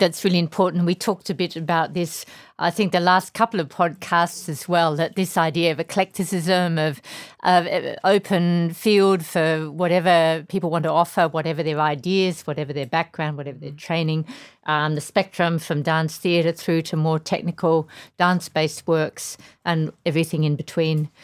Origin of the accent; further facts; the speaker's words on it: Tasmania, Australia; moved away as an adult; also born or lived in London; I come from Tasmania, which is a very small place. I think when I grew up, it had two hundred fifty thousand people.